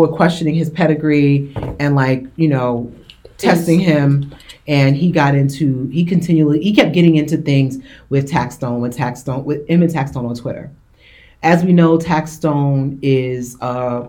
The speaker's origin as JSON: {"language": "English", "town": "New York City", "region": "New York", "country": "United States", "said": "I'm from Queens."}